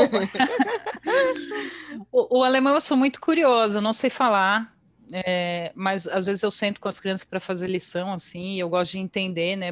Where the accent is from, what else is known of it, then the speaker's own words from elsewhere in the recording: Bragança Paulista, São Paulo, Brazil; moved away as an adult; also born or lived in Atibaia / Porto, Portugal; now in Luxembourg; Eu nasci em Atibaia. Ah, mas tá. Eu, ah, mas eu morei a vida inteira em Bragança, então eu sou super Bragantina.